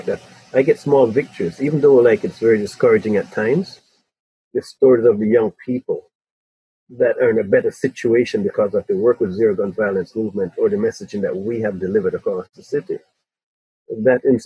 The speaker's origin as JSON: {"language": "English", "town": "Spanish Town", "country": "Jamaica", "tie": "born or raised there", "also_born_or_lived": "England", "moved": "yes", "lives_now": "Toronto, Canada", "said": "When I grew up in Spanish Town in Jamaica, I had 10 mothers and 10 fathers"}